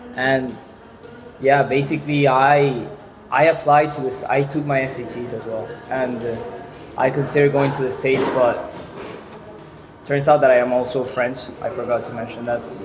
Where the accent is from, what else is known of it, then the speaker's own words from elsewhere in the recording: Caracas, Capital District, Venezuela; English is a second language; now in Pamplona, Spain; I'm from Venezuela, from Caracas, the capital. And growing up in Caracas